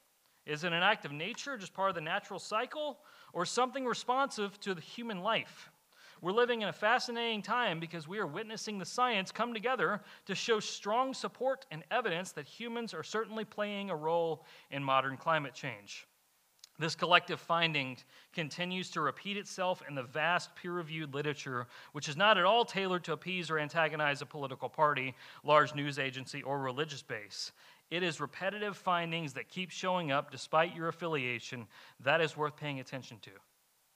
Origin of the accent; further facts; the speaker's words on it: Kentucky, United States; moved away; I'm from Kentucky. Coal mining's big up there